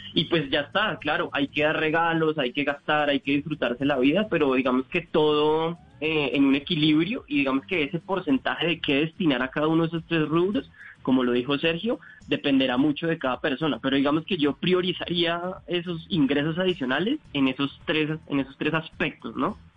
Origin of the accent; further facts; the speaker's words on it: Colombia; como colombianos